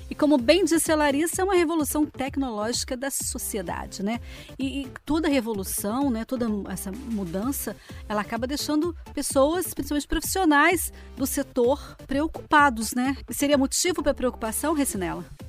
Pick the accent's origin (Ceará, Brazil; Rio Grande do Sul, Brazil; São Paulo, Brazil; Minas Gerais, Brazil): Minas Gerais, Brazil; south of; now in Rio de Janeiro, Brazil; Eu também sou mineira. É que eu já moro há tantos anos por aqui pelo Rio que eu virei carioca, sabe assim? Mas eu sou mineira de nascença, nascida lá no sul de Minas Gerais